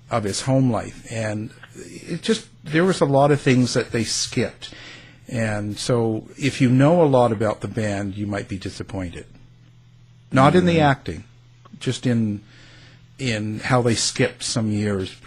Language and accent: English; Canada; accent: Canadian; I've got my Canadian accent that comes out all the time